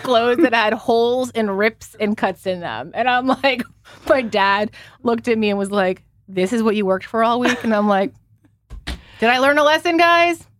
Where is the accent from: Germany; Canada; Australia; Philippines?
Canada; moved away; as a Canadian who never celebrated Thanksgiving, even the Canadian one, 'cause my parents were not Canadian. They were, you know, European